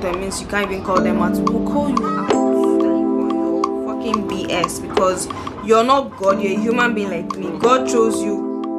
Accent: South South, Nigeria; I'm from South South

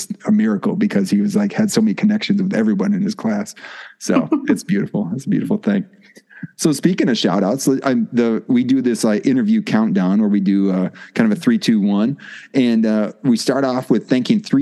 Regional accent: Wisconsin, United States; moved away as an adult; now in Mississippi, United States; I live in Mississippi now, but yes, I'm from Wisconsin

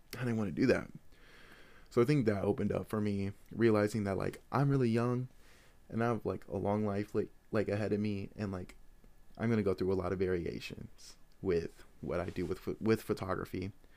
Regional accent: Des Moines, Iowa, United States; I am from Des Moines, Iowa

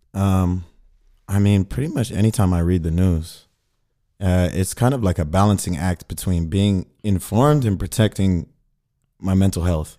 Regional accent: Sacramento, California, United States; moved away as an adult; also born or lived in Mississippi; now in Berlin, Germany; I'm from Sacramento, California, the capital

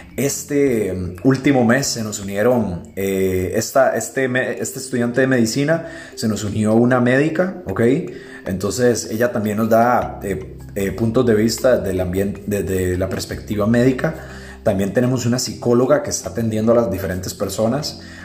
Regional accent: Costa Rica; yo pues soy de Costa Rica

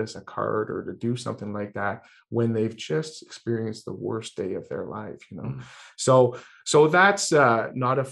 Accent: Ireland; I'm Irish

